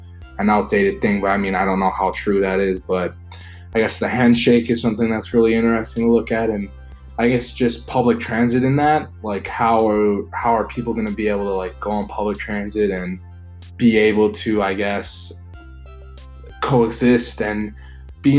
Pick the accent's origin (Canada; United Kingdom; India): Canada; also born or lived in United States; I am from Canada, and I do go to school in the US